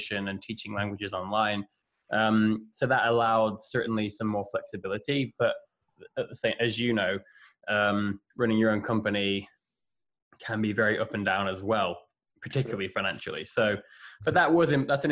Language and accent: English; England, United Kingdom; moved away; also born or lived in United States / Lisbon, Portugal / Hamburg, Germany / Barcelona, Spain; I've been in England a couple of times, living back there in my hometown